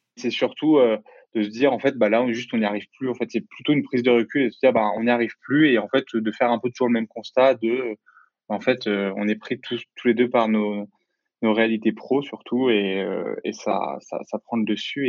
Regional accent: Lyon, Auvergne-Rhône-Alpes, France; also born or lived in Pays de la Loire; je suis de Lyon

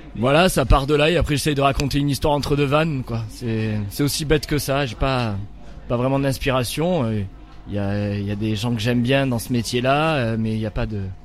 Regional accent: Nîmes, Occitania, France; je suis de Nîmes, j'ai grandi à Nîmes, je suis euh, du Gard

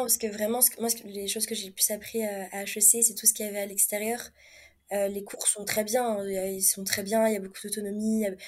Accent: France; moved away as an adult; also born or lived in Montreal, Canada; now in Mexico; notre façon à nous parler en tant que Français

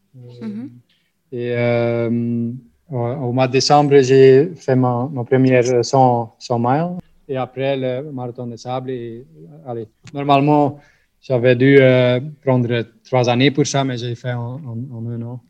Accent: Flanders, Belgium; French is a second language; je suis de la Belgique, mais comme vous entendez, de la partie flamande.

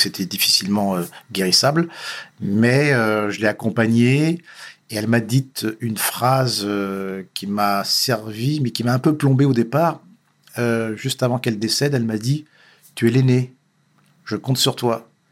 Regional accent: Paris, Île-de-France, France; je suis né à Paris, euh, né dans une famille correcte, modeste

